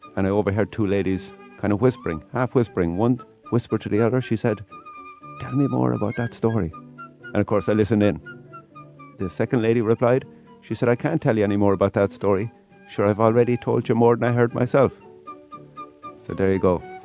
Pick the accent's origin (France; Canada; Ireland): Ireland; Kinsale, Munster; my hometown, Kinsale